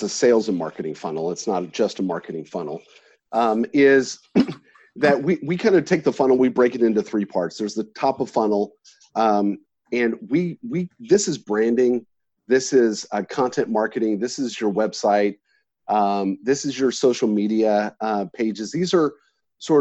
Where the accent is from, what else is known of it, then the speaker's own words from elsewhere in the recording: Texas, United States; I'm from Texas